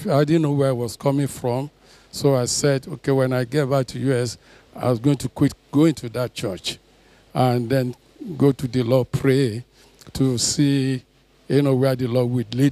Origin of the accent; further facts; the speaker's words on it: Osun, Nigeria; now in United States; I'm from Osun State, but I've come from U.S. because I'm based in U.S.